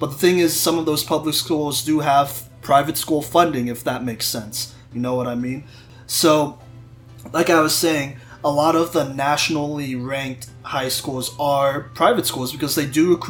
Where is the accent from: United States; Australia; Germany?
United States; Texas; I'm from Texas